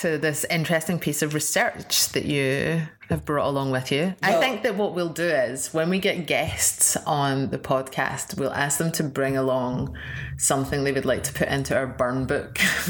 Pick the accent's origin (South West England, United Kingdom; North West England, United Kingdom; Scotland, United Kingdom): Scotland, United Kingdom; Lanarkshire; now in Glasgow, United Kingdom; I'm originally from Lanarkshire